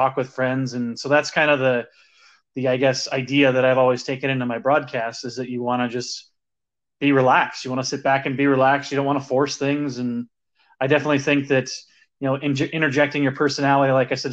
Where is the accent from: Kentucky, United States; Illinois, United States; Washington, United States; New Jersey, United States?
Illinois, United States; Chicago; I'm from Chicago, born and raised.